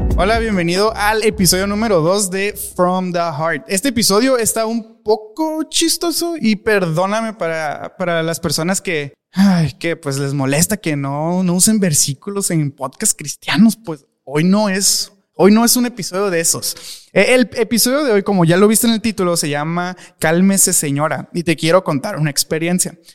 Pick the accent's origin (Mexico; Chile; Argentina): Mexico; me da pena como mexicano